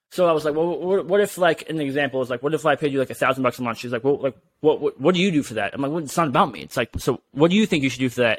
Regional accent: California, United States; I'm from California.

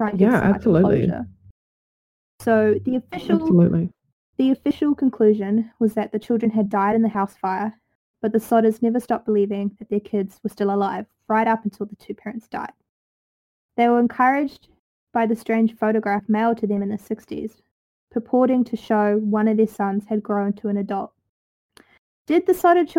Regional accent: New Zealand; accent: Kiwi

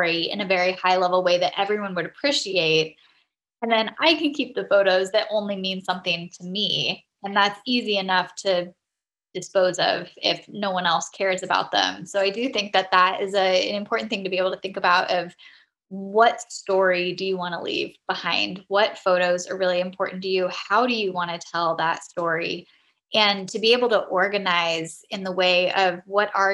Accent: Southern California, United States; growing up in Southern California, where we don't really have weather

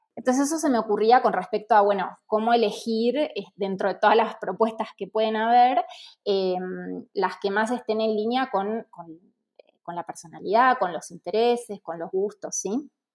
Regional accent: Argentina; moved away as an adult; now in Mexico; soy argentina y vivo en México hace un año

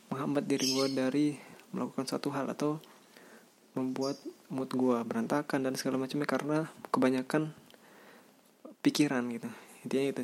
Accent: Banten, Indonesia; tapi karena gue anak Banten ya gue tumbuh dengan bahasa ini

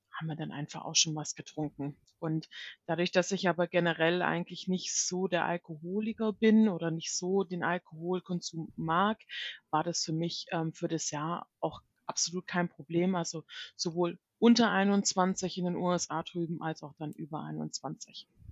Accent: Germany; also born or lived in United States; bei uns in Deutschland

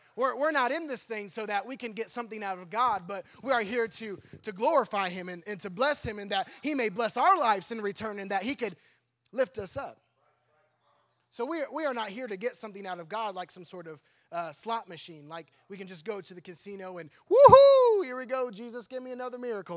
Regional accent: Sullivan, Illinois, United States; moved away; I grew up in a small cornfield, um, about two and a half hours south from here, in a little town called Sullivan

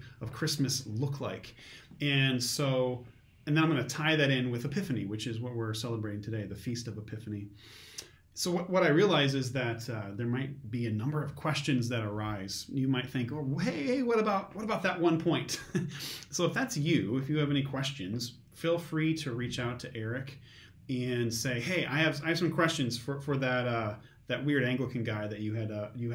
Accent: Metamora, United States; I grew up in Metamora and graduated from Metamora High School

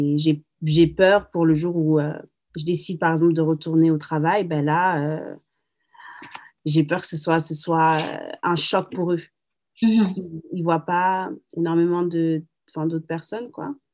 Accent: Paris, Île-de-France, France; moved away as an adult; now in Boston, United States; je suis de Paris. Euh, je suis venue aux États-Unis quand j'avais 21 ans

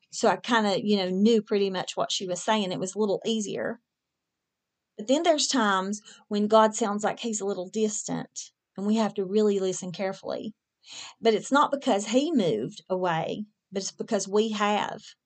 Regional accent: West Virginia, United States; moved away; I'm from West Virginia originally

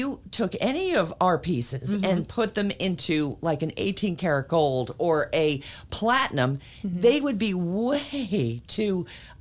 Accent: Montclair, New Jersey, United States; I have lived in my hometown for, you know, my whole life

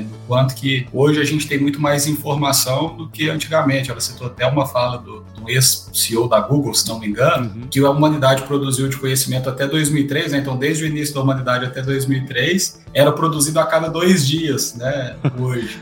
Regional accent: Carmo da Mata, Minas Gerais, Brazil; accent: mineiro; now in Campinas, Brazil; eu sou mineiro, de uma cidade muito bonita, né, lá no interior de Minas, que se chama Carmo da Mata

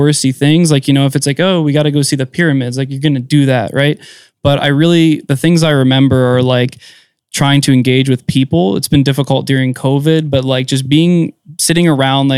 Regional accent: East Coast, United States; I grew up on the East Coast

